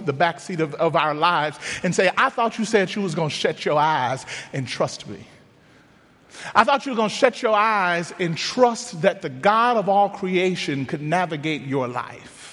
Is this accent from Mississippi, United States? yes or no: yes; Mississippi, United States; moved away; Growing up in Mississippi, my grandfather was a pastor.